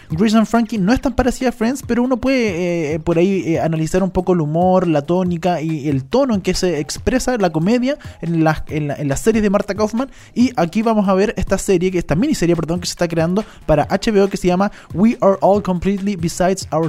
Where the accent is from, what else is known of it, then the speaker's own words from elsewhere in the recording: Chile; Por supuesto, soy chilena